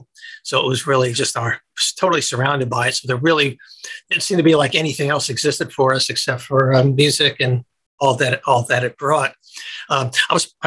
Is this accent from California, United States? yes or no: no; Greenwich, Connecticut, United States; moved away as an adult; also born or lived in New York; now in Los Angeles, United States; I grew up in Connecticut and then lived my old professional life in New York